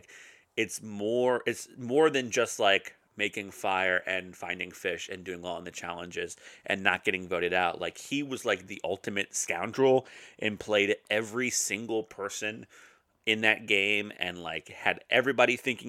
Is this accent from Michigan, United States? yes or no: no; Roanoke, Virginia, United States; Danville, right up the road from where I grew up in Roanoke, Virginia.